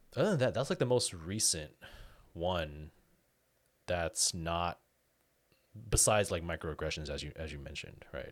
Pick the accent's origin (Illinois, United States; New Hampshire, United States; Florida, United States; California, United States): California, United States; Daly City; growing up in Daly City